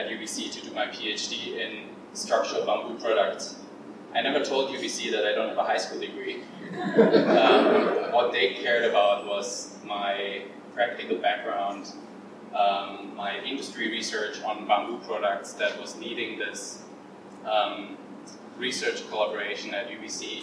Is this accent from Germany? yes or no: yes; German Alps, Bavaria, Germany; moved away as an adult; now in Vancouver, Canada; I'm from the German Alps in the very, very south of Germany, and from a village with 60 people.